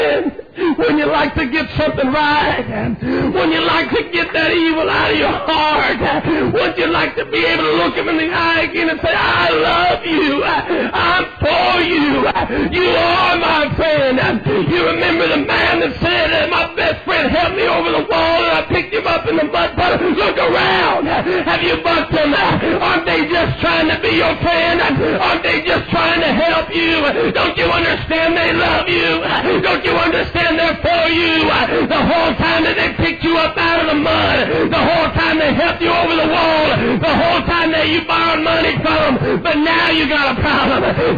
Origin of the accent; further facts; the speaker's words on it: Idaho, United States; Now, wait a minute. I'm an evangelist. Now, wait a minute, I'm from Idaho.